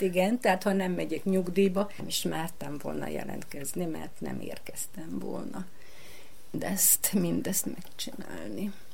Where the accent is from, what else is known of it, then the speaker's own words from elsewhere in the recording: Jazovo, Vojvodina, Serbia; also born or lived in Senta; Én jázovai születésű vagyok, bán, bánati, picinke magyar falu.